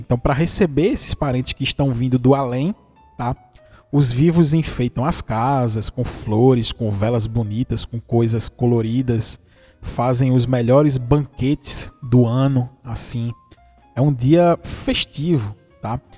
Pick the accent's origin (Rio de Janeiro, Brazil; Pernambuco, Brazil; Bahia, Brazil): Pernambuco, Brazil; interior of; eu sou de Pernambuco, do interior de Pernambuco